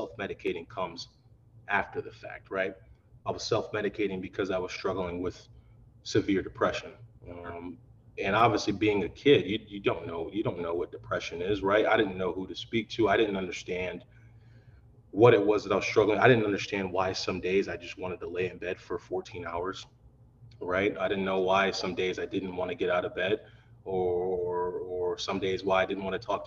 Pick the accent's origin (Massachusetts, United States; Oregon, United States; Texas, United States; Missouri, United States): Missouri, United States; moved away as an adult; also born or lived in Madison, Wisconsin; growing up in Missouri